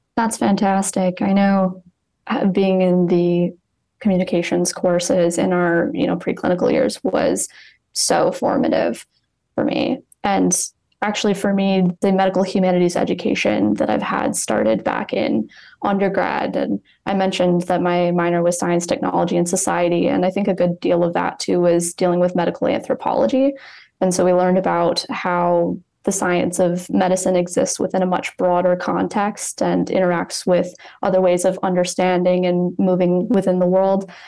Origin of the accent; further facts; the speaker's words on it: East Lansing, Michigan, United States; moved away as an adult; now in Cleveland, United States; I'm originally from East Lansing, Michigan